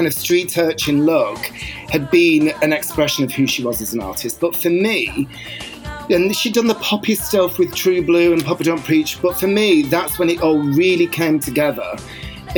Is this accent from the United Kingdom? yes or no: yes; Bolton, North West England, United Kingdom; when I was growing up in Bolton